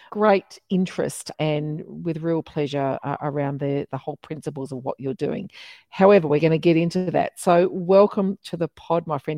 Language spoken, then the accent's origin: English; Melbourne, Victoria, Australia; I've got Tarik with me who heads up Club Respect here in my hometown of Melbourne, Australia.